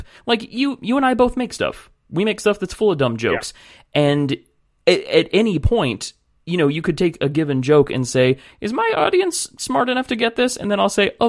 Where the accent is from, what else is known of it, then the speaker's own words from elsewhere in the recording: California, United States; I'm from California